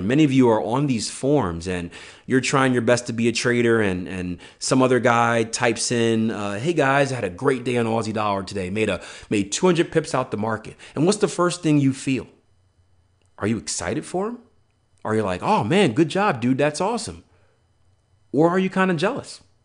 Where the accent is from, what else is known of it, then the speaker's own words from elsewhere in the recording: Philadelphia, Pennsylvania, United States; I'm from Philly